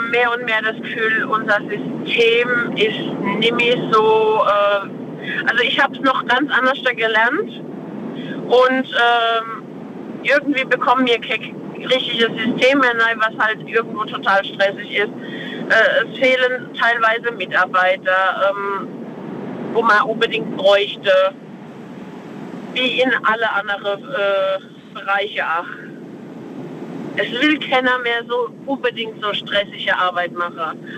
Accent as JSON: {"language": "German", "town": "Freisbach", "region": "Rhineland-Palatinate", "country": "Germany", "said": "Aus Freisbach. Bei Speyer."}